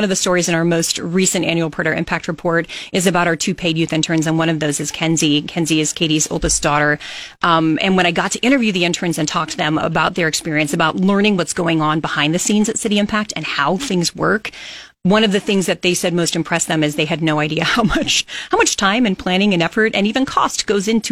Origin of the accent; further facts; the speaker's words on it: Kearney, Nebraska, United States; now in Lincoln, United States; I'm not actually from Lincoln. I'm from Kearney.